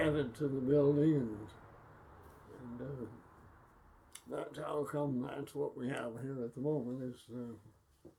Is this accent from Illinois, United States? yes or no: no; Pine, Arizona, United States; also born or lived in Globe, Arizona; we moved here to Pine when I was 2 years old